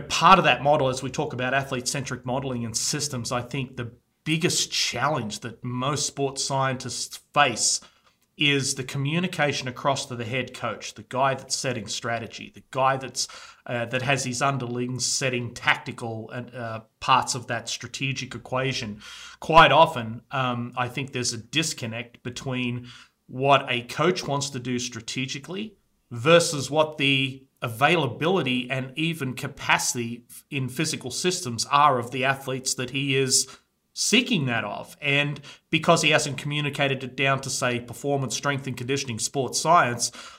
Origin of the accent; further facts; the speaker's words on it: Australia; an Australian guy who's in there working for Catapult